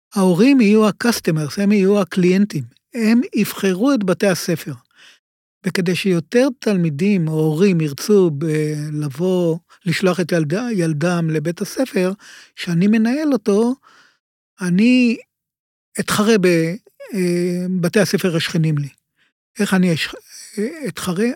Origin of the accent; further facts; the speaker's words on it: Ramat Gan, Tel Aviv District, Israel; also born or lived in Giv'at Shmuel; נולדתי ברמת גן, להורים עוזבי קיבוץ, שהקימו את קיבוץ אילון בצפון הארץ. וגדלתי, והחינוך שלי היה ברמת גן